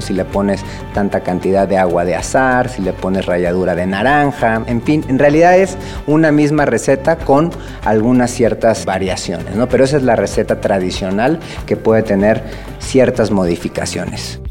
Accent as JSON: {"language": "Spanish", "country": "Mexico", "said": "nuestras tradiciones que nos dan identidad como mexicanos"}